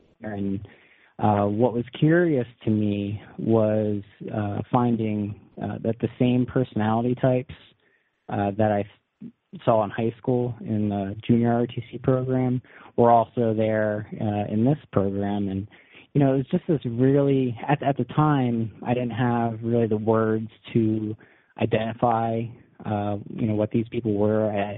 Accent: New York, United States; And so I grew up in the Hudson Valley, which just like 40 minutes away from West Point.

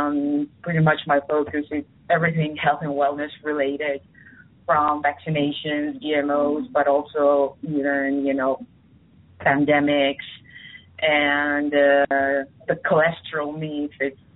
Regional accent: Costa Rica; now in Spain; I live in Spain, but I'm originally from Costa Rica.

